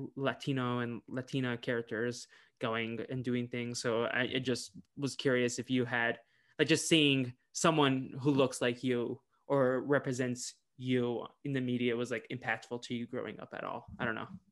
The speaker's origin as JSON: {"language": "English", "town": "Boston", "region": "Massachusetts", "country": "United States", "said": "I'm from Boston"}